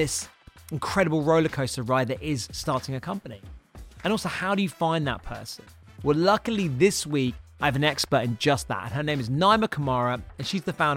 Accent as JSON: {"language": "English", "country": "United Kingdom", "said": "we're both British"}